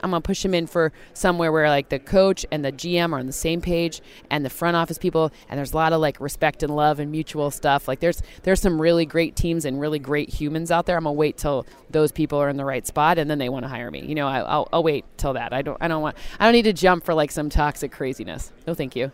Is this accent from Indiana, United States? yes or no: no; East Lansing, Michigan, United States; I grew up in East Lansing, Michigan.